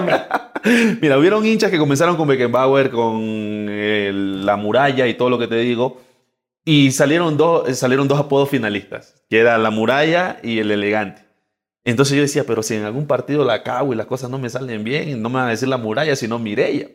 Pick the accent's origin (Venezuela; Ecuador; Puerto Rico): Ecuador; Esmeraldas; moved away as an adult; Soy del barrio Nueva Esperanza Norte. Barrio Nueva Esperanza Norte, ahí pasé gran parte de mi infancia